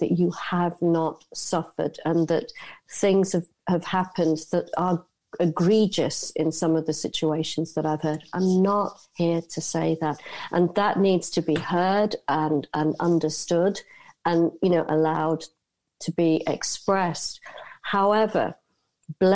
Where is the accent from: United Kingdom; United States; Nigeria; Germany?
United Kingdom; moved away as an adult; also born or lived in Asia; I'm born and raised in the United Kingdom, I spent 30 years out in Asia